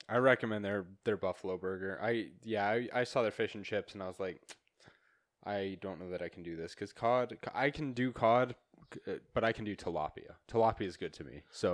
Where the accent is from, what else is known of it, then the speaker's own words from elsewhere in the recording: near Ammon, Idaho, United States; moved away; I was fifteen minutes from there. That's where I grew up.